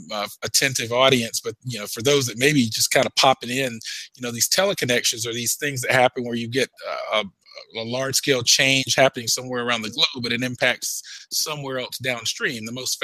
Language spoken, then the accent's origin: English; Georgia, United States; here in Georgia